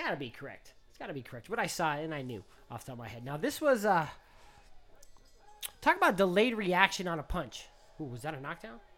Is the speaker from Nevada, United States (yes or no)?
yes; Las Vegas, Nevada, United States; I'm with Ishe Smith's camp. I'm from Vegas. It's cool.